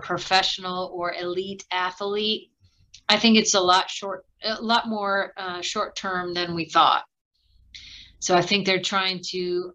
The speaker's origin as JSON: {"language": "English", "region": "Midwest", "country": "United States", "tie": "born or raised there", "said": "two kids growing up in the Midwest"}